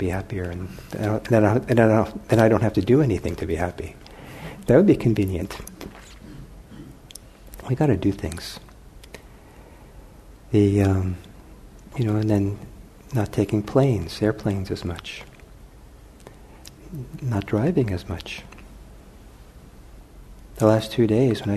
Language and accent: English; Los Angeles, California, United States; now in Bay Area, United States; I grew up in Los Angeles